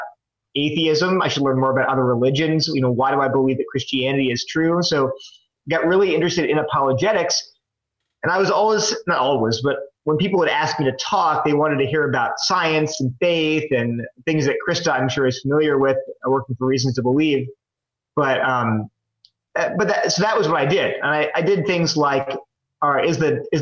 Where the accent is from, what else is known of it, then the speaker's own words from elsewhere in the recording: Delaware, United States; moved away as an adult; also born or lived in New Jersey / California / Connecticut; now in North Carolina, United States; I grew up in Delaware.